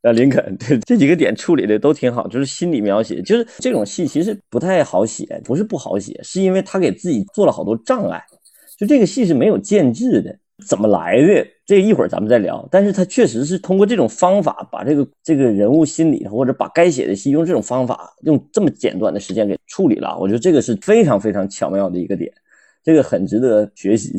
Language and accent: Chinese; Northeast China, China; 我们东北人